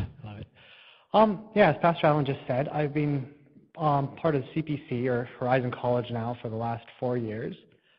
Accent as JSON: {"language": "English", "town": "Sault Ste. Marie", "region": "Ontario", "country": "Canada", "said": "I'm originally from Sault Ste. Marie, Ontario, I guess I could say, sort of all over Ontario."}